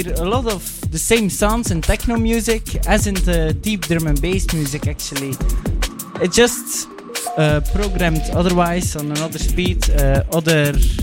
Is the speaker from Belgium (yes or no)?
yes; Belgium; we're straight from Belgium